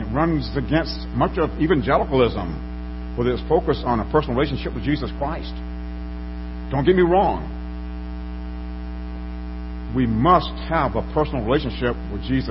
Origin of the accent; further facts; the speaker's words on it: Alabama, United States; as a little boy growing up in Alabama